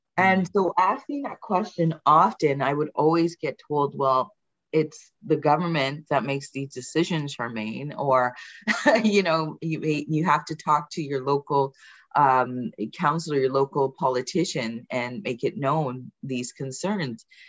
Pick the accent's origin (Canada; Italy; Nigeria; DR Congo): Canada; Brampton, Ontario; also born or lived in England; I did immigrate from England in in 1980, moving to okay. Brampton. I was very young